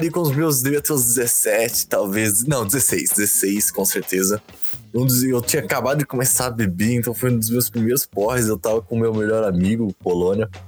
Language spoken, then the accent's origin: Portuguese; Osasco, São Paulo, Brazil; Eu, sou de Osasco.